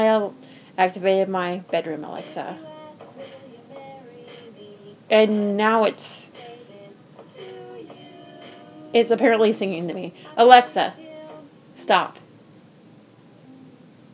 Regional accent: United States; moved away as an adult; now in Omaha, United States; I drove home about 2 hours away from Omaha to my hometown

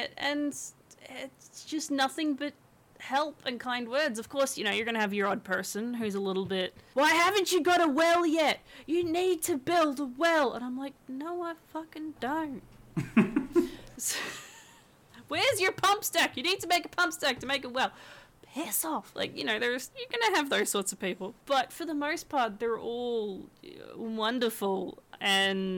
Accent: Australia; I'm from Australia. I grew up in Australia, which means I grew up with Australian literature as a kid

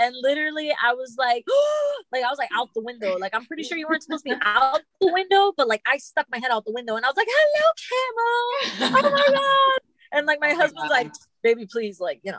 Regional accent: Venezuela; now in Florida, United States; I'm from Venezuela.

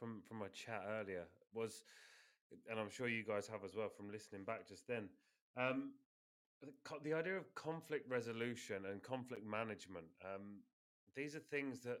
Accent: United Kingdom; moved away as an adult; now in Spain; being British, coming over here

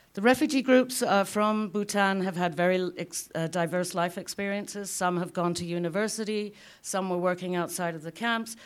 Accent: United Kingdom; now in Lethbridge, Canada; As a Brit

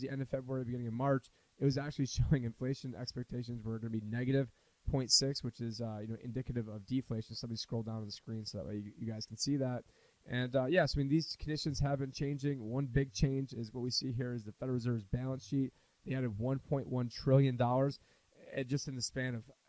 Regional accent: Syracuse, New York, United States; I'm from Syracuse, New York, which is actually the snow capital of the country for any city over 100,000 people.

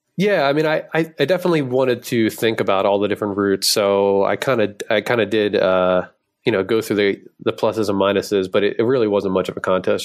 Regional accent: Philadelphia, Pennsylvania, United States; I'm from Philly

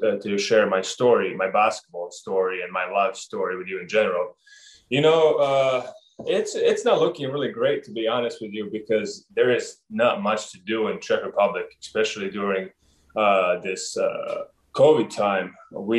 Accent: Montenegro; moved away; also born or lived in Oregon; growing up in Montenegro, I got to learn a lot of that from my parents and my cousins and my friends

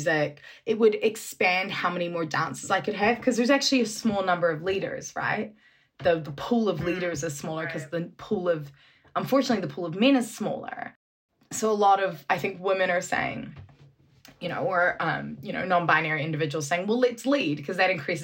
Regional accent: New Zealand; moved away; growing up in New Zealand

